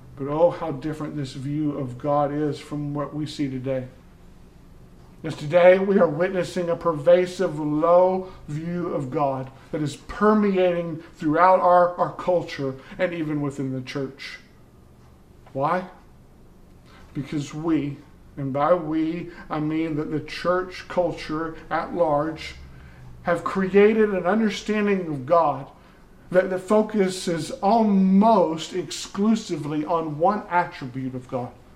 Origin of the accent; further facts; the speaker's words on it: the South, United States; growing up in the South